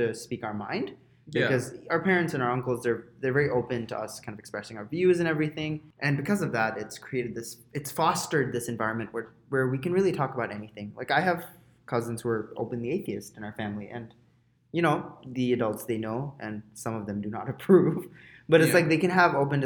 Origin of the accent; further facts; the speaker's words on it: Dhaka, Dhaka Division, Bangladesh; moved away as an adult; now in Toronto, Canada; My whole life, I basically lived in Dhaka. I moved to Canada for university